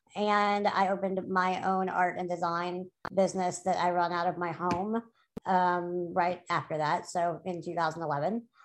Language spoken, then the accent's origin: English; New Orleans, Louisiana, United States; I grew up in New Orleans